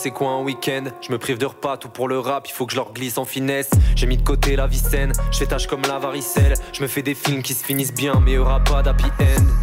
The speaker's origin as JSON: {"language": "French", "town": "Marseille", "region": "Provence-Alpes-Côte d'Azur", "country": "France", "also_born_or_lived": "Paris", "said": "Et je euh, je viens pas que de Marseille, ça s'entend à mon accent. Et puis aussi, euh, mon histoire fait que euh, j'ai grandi 10 ans à Paris."}